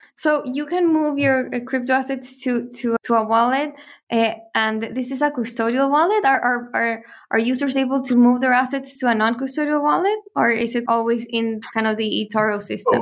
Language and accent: English; Chile; we're from Chile, we were there in Chile